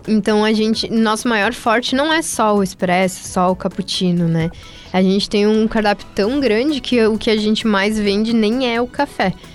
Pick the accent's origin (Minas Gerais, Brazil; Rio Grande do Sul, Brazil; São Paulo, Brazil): Rio Grande do Sul, Brazil; Teutônia; moved away as an adult; now in Santa Maria, Brazil; eu sou de Teutônia e eu vim para Santa Maria para trazer o Quero Café para cá